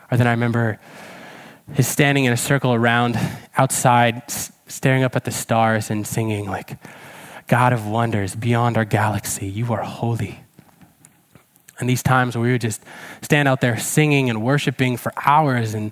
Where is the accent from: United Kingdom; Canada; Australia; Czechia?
Czechia; some of you may know that I grew up in Czech Republic eh, as a missionary kid. My, my parents were missionaries in Czech. They're still there in Czech Republic, in fact.